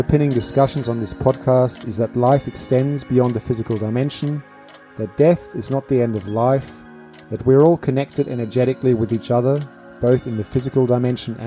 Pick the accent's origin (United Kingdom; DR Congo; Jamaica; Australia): Australia; Adelaide, South Australia; my hometown in Adelaide